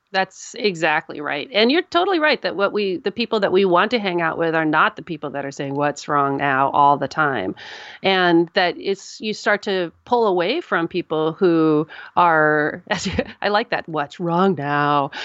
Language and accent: English; United States; I'm an American